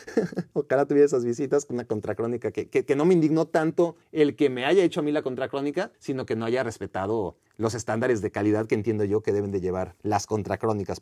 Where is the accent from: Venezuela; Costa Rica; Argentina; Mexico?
Mexico; soy, soy de México.